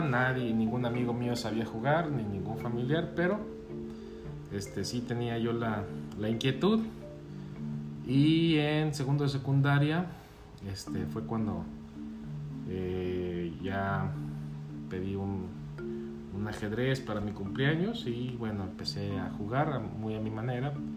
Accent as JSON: {"language": "Spanish", "town": "Guadalajara", "region": "Jalisco", "country": "Mexico", "tie": "born or raised there", "also_born_or_lived": "Los Cabos", "moved": "as an adult", "lives_now": "Guadalajara, Mexico", "said": "Sí, soy de Guadalajara, aquí nací."}